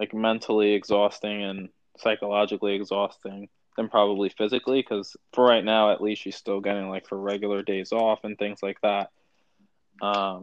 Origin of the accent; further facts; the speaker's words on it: New York City, New York, United States; I'm from New York, born and raised New York, New York